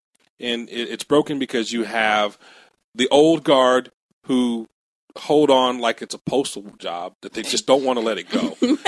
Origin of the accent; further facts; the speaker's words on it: Akron, Ohio, United States; Well, I mean, I'm from Akron.